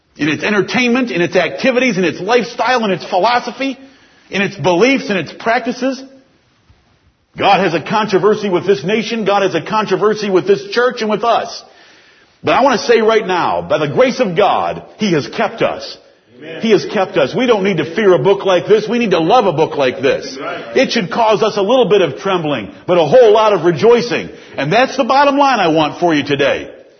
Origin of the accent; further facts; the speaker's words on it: United States; As American Christians